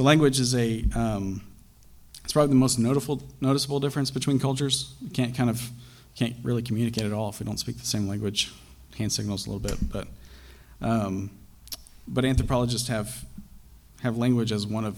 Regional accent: Pakistan; moved away; When I was growing up, I grew up in Pakistan

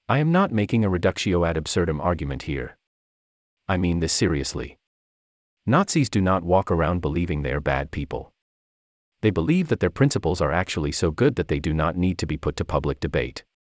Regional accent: South Africa; I grew up in South Africa under apartheid.

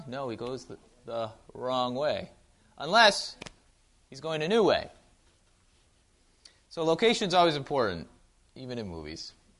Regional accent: Wausau, Wisconsin, United States; Wausau, Wisconsin, my hometown.

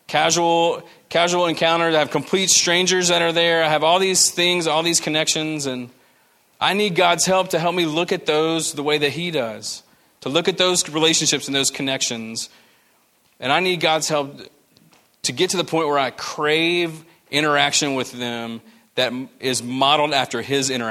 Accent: the American South, United States; we're Americans. That's what we do. We're Southerners, you know, just good old Southern hospitality

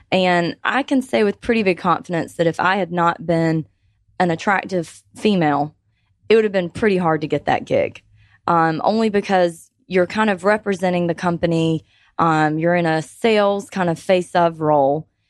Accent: Georgia, United States; I have lived in Georgia my whole life, so all thirty-one years I've been a Georgia resident

